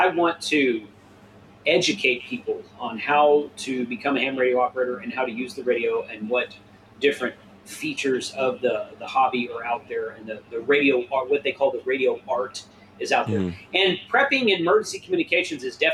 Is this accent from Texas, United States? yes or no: yes; Texas, United States; I grew up in Texas.